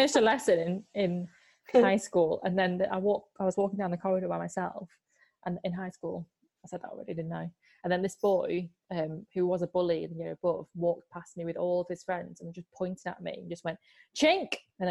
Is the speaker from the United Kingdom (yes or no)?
yes; Warrington, North West England, United Kingdom; I'm Chinese and I'm from Warrington.